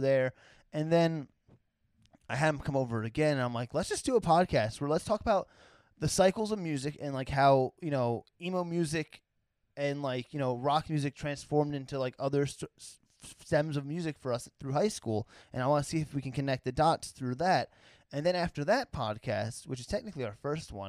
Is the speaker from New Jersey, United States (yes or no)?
yes; New Jersey, United States; moved away as an adult; I'm from New Jersey originally, so I've been out here almost 8 years.